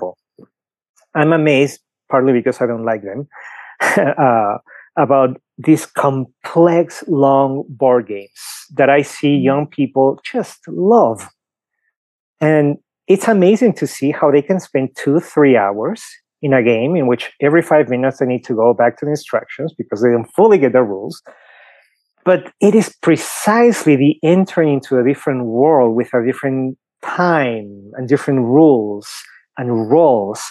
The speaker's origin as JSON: {"language": "English", "region": "Lima", "country": "Peru", "tie": "born or raised there", "second_language": "English", "moved": "as an adult", "lives_now": "Denver, United States", "said": "you can clearly tell I have an accent, right? So I was born in Lima, Peru. I've been in the US for 15 years."}